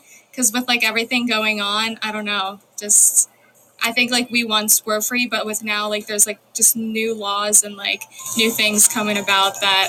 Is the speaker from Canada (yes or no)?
no; Ukraine; now in United States; I mean, I'm from Ukraine, and so, you know, we obviously love America over there too.